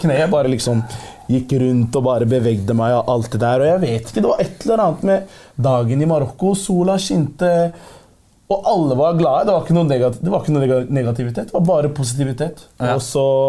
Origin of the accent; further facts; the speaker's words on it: Oslo, Norway; jeg er fra Groruddalen